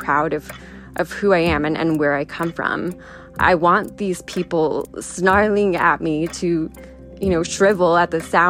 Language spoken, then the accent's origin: English; San Diego, California, United States; first language Spanish; English is a second language; I grew up in San Diego on the border with Tijuana with a Mexican dad and a Puerto Rican mom. Spanish was my first language.